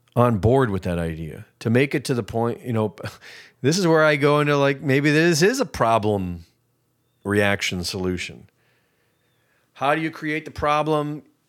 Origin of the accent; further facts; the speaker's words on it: United States; I'm an American